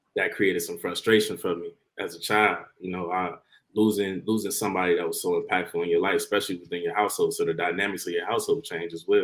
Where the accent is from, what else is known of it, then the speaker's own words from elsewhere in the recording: Harvey, Illinois, United States; I grew up since I was like what six months I was living in Harvey my whole life